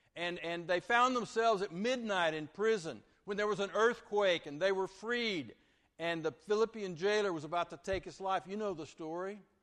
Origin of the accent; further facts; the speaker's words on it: Vernon, Texas, United States; now in Lake Jackson, United States; grew up from fourth grade through high school at Vernon, Texas